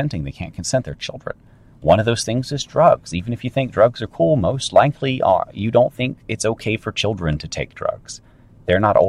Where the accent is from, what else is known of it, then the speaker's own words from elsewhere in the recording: North Carolina, United States; I grew up in North Carolina, and back in the time when it was still barely safe to run around outside as a kid.